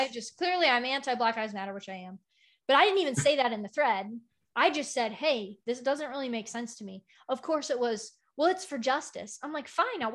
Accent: United States; I'm American

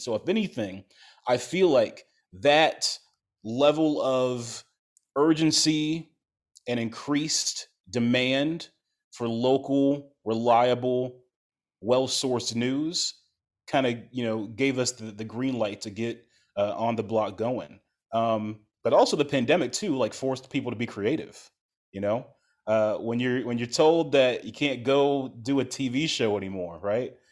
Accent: Ohio, United States; now in Chicago, United States; I'm not from Chicago, I grew up in Ohio

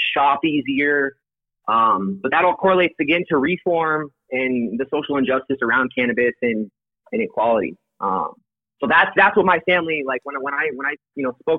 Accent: Colorado, United States; I was born in Colorado.

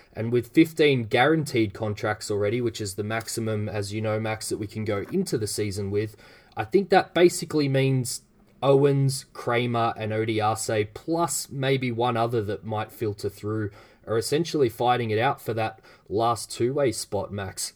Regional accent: Australia; as an Australian

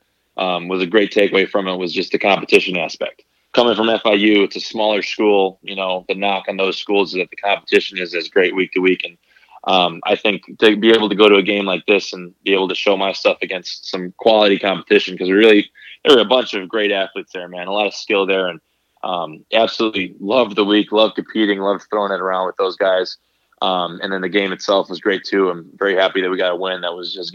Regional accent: Green Bay, Wisconsin, United States; growing up, I was from Green Bay, Wisconsin.

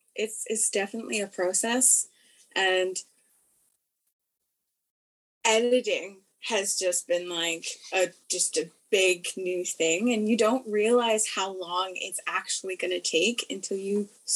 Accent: Victoria, British Columbia, Canada; also born or lived in Saskatchewan / Ontario; I was born on Vancouver Island in Victoria, BC, Canada. I spent most of my time just growing up in Victoria and just throughout the island. And then I became quite the nomad with my mom, and we moved quite a bit, and we moved to Saskatchewan.

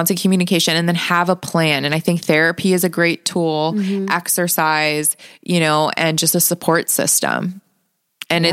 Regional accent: Las Vegas, Nevada, United States; I'm born and raised in Las Vegas

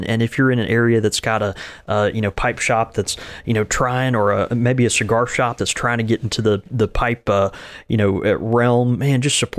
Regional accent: Grand Rapids, Michigan, United States; the brick and mortar community that I support here in my hometown of Grand Rapids.

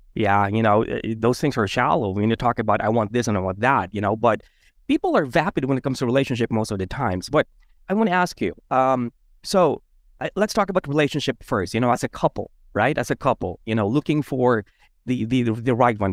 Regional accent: Philippines; I grew up as a Filipino

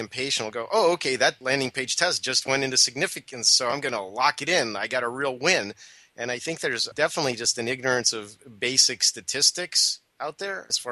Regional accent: Moscow, Russia; now in United States; where I was born in Moscow, Russia

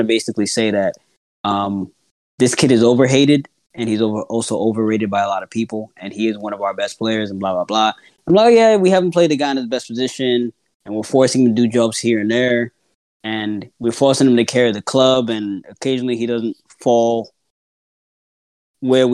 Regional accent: Accra, Greater Accra, Ghana; I was born in Accra

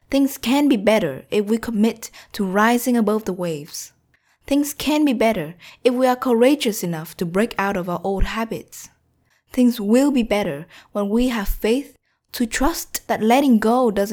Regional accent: Vietnam; moved away; also born or lived in United States; plan to move to Vietnam, my home country

